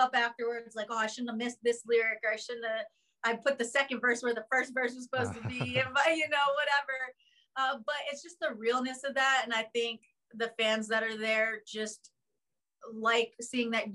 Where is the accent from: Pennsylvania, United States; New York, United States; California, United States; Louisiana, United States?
Pennsylvania, United States; Philadelphia; I'm from Philadelphia